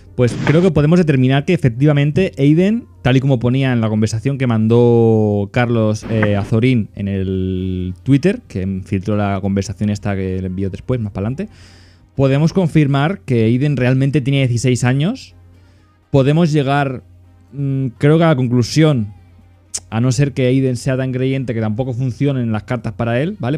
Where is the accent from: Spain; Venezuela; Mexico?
Spain; Catalonia; como soy catalán